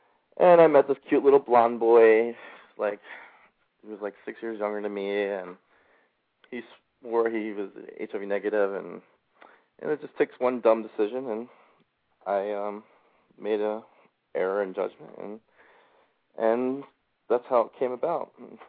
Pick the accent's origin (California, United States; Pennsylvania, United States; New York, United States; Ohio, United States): Pennsylvania, United States; Philadelphia; also born or lived in Levittown, Pennsylvania; I'm from Levittown, Pennsylvania.